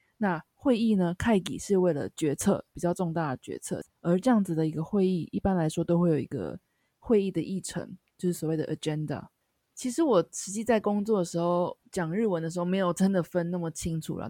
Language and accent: Chinese; Taiwan; now in Japan; 因为我是台湾人嘛